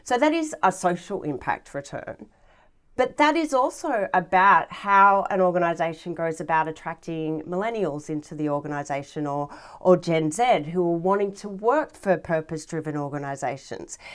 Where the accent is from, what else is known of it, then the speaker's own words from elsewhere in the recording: Galston, New South Wales, Australia; I grew up, uh, in a small little suburb in the Hills District, uh, called Galston, which is right next to the Galston Gorge